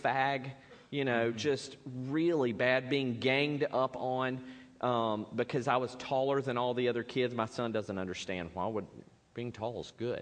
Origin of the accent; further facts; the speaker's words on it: Spartanburg, South Carolina, United States; I was raised in Baptist church, First Baptist Church, Spartanburg, dedicated as a baby, there every time the doors were open